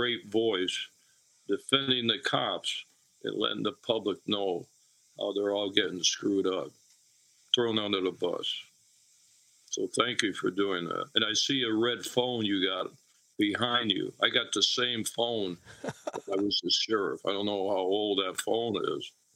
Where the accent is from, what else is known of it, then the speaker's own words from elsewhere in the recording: Springfield, Massachusetts, United States; moved away as an adult; also born or lived in Washington, D.C.; I was born and raised in Springfield, Mass